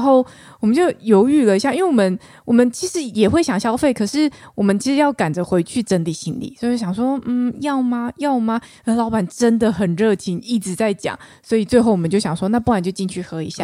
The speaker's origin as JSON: {"language": "Chinese", "region": "Taichung", "country": "Taiwan", "tie": "born or raised there", "said": "小妹我是来自于台中，台中哎。市，土生土长台中人"}